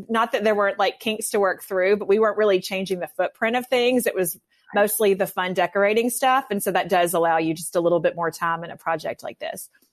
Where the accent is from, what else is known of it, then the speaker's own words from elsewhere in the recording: north of Memphis, West Tennessee, United States; now in Birmingham, United States; I grew up in West Tennessee. I'm not from a hunting family. I, you know, I say we hunt for antiques and that's pretty much it. But I mean, I love, I, grew, I did grow up north of Memphis